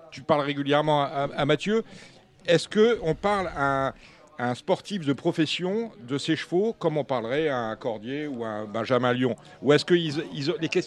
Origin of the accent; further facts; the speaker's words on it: Dakar, Senegal; Je suis né à Dakar.